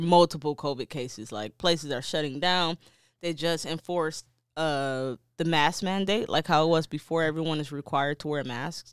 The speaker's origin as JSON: {"language": "English", "town": "Detroit", "region": "Michigan", "country": "United States", "said": "I'm from Detroit."}